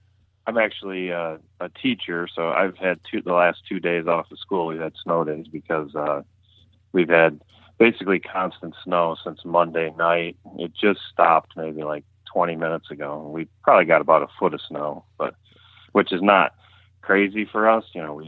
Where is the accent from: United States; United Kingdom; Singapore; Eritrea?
United States; New York; now in West Seneca, United States; I grew up in Chautauqua County, New York, which is the southwesternmost county, literally right on the Pennsylvania border. My property is literally right on the border. So that's where I grew up.